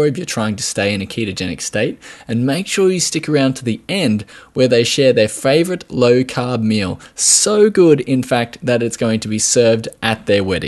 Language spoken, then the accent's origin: English; Australia; accent: Australian